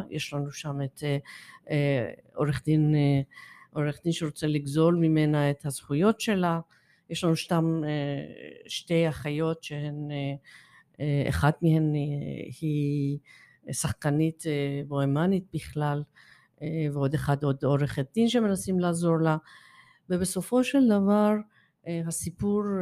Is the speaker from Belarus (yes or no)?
no; Iran; now in Israel; אמ, אין קשר, אבל יש קשר מאיפה, מאיפה שאני באה. אני שעליתי ארצה